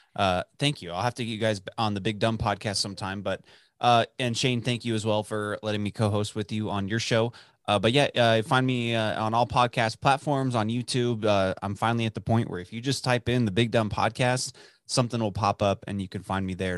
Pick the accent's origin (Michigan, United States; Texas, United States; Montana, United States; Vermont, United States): Texas, United States; outside of Dallas; the town that I grew up in outside of Dallas for eighteen years